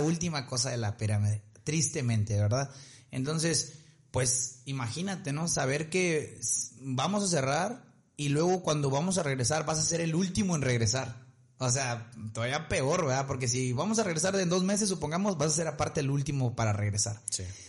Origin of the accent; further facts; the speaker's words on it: Ciudad Victoria, Tamaulipas, Mexico; nosotros somos de Victoria, pues Monterrey nos queda por si a tres horas